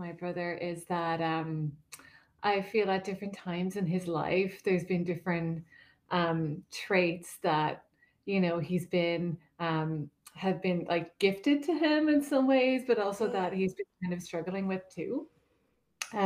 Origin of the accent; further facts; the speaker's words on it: Ireland; moved away; I'm originally from Ireland